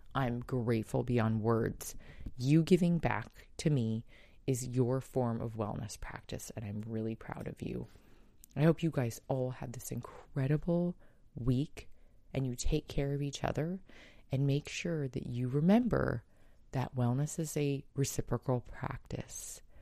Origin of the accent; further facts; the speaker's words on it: San Diego, California, United States; San Diego's shelters, my hometown